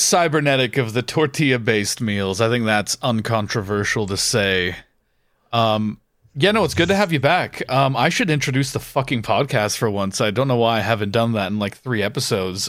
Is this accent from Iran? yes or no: no; Canada; now in United Kingdom; where I grew up in Canada